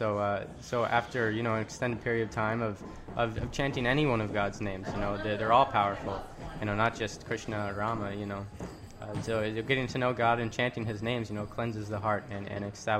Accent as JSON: {"language": "English", "region": "Colorado", "country": "United States", "moved": "yes", "lives_now": "New Orleans, United States", "said": "I'm from Colorado."}